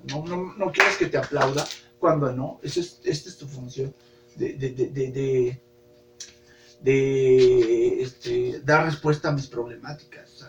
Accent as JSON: {"language": "Spanish", "region": "Guanajuato", "country": "Mexico", "said": "que en Guanajuato somos la grandeza de México"}